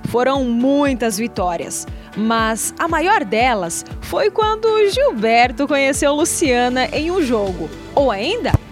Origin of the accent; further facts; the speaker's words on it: Mariópolis, Paraná, Brazil; now in Santa Catarina, Brazil; Eu sou natural lá do Paraná